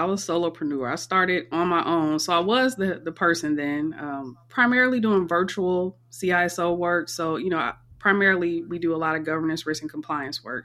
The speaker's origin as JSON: {"language": "English", "region": "Michigan", "country": "United States", "also_born_or_lived": "Northern Virginia / Maryland", "moved": "yes", "lives_now": "Tampa, United States", "said": "I'm originally from Michigan"}